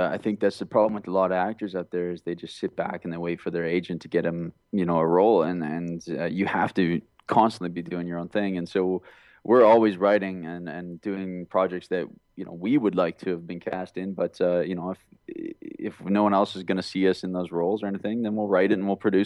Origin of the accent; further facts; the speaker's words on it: Alberta, Canada; now in Vancouver, Canada; I'm from Alberta, which is like a small town on the prairies in Canada here. And there's no acting industry whatsoever where I was raised with.